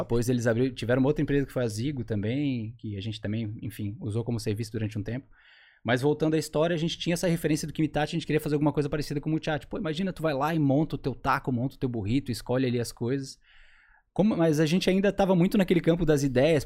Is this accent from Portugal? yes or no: no; Florianópolis, Santa Catarina, Brazil; also born or lived in Curitiba; morei a minha vida inteira aqui em Floripa, sou apaixonado por essa terra aqui